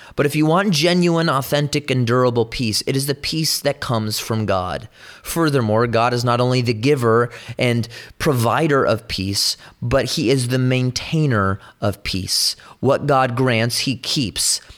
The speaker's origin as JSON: {"language": "English", "region": "California", "country": "United States", "said": "I'm from California"}